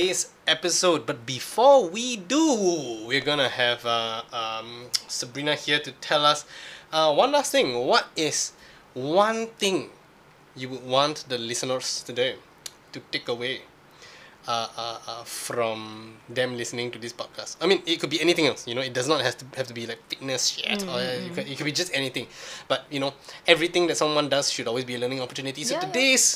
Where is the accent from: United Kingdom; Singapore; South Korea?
Singapore; we are Singaporean.